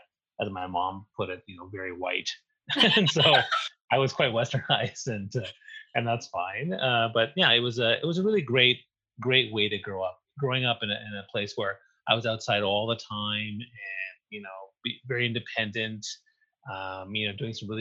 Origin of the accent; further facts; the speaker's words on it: New Brunswick, Canada; moved away; I grew up in New Brunswick on the east coast of Canada